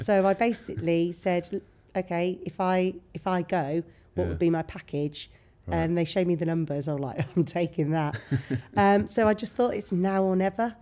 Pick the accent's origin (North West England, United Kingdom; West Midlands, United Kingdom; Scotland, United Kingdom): West Midlands, United Kingdom; Bromyard; moved away as an adult; also born or lived in Nottingham; now in Worcester, United Kingdom; come from a huge family in Bromyard. Right. Um, so I just went to school with my cousins